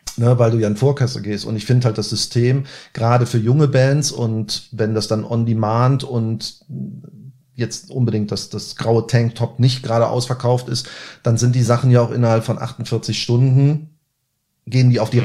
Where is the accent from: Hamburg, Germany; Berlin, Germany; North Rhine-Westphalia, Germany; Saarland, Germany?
North Rhine-Westphalia, Germany; Cologne; als Kölner